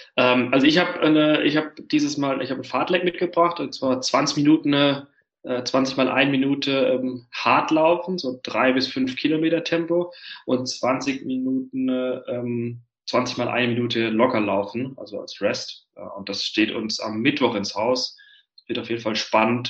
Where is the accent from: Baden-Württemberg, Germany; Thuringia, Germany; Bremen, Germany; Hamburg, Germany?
Baden-Württemberg, Germany; Heidelberg area; now in Berlin, Germany; ich komme ja vom Dorf ursprünglich, also mein Bruder und ich, wir kommen aus der Heidelberger Gegend, das ist im Süden Deutschlands.